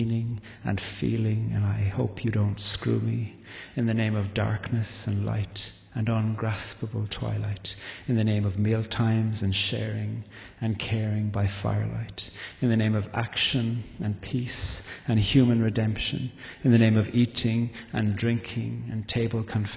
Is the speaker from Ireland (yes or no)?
yes; Carrigaline, Munster, Ireland; also born or lived in Belfast; our village in Carrigaline, where I grew up in County Cork